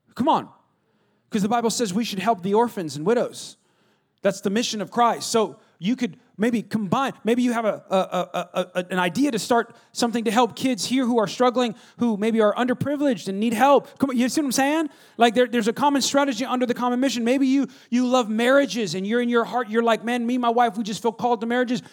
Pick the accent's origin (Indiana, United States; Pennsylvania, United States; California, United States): California, United States; West Coast; I'm from West Co-, Californ-